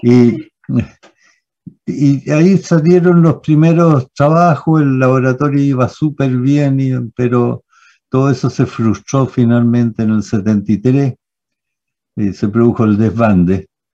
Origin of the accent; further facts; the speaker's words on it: Santiago, Santiago Metropolitan Region, Chile; me fui al Manuel de Sala